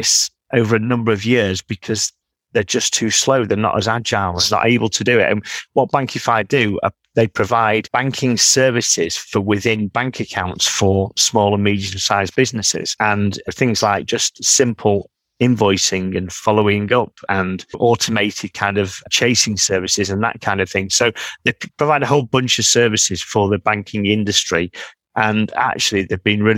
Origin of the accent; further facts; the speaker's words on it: Manchester, North West England, United Kingdom; being a Mancunian